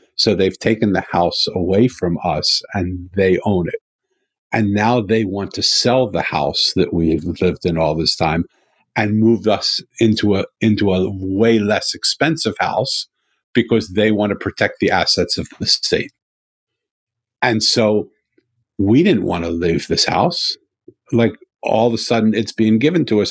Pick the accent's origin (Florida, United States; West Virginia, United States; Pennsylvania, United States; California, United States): Pennsylvania, United States; Philadelphia; I'm from Philadelphia